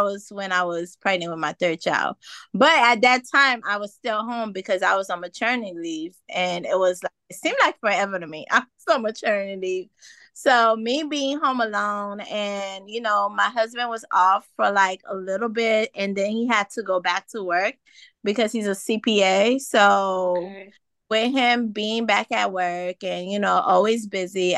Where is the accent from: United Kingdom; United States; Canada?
United States; Miami, Florida; also born or lived in Haiti / Orlando; now in Jacksonville, United States; originally I was born in Haiti, but I grew up in Miami and Orlando.